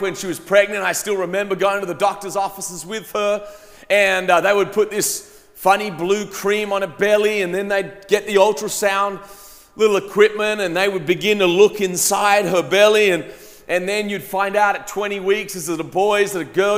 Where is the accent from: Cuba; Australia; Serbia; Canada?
Australia; moved away as an adult; now in United States; I grew up in Australia. I lived there till I was 19 years old. And then I came to America on a, on a tennis scholarship